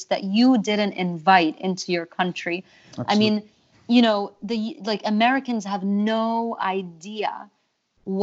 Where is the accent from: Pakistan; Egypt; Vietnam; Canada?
Egypt; moved away; I grew up in Egypt